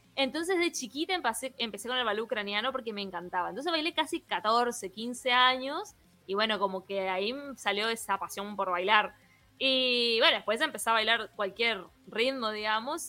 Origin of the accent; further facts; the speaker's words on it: Misiones, Argentina; soy de la provincia de Misiones, Argentina, como dije hace un ratito, una provincia muy peculiar, em, con mucha mezcla cultural y por eso mi tonada es así.